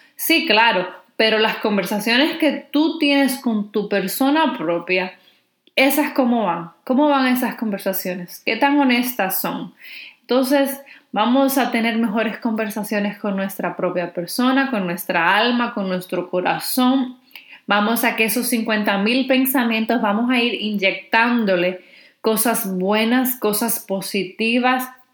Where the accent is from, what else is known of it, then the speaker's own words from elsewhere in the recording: Dominican Republic; si eres dominicana como yo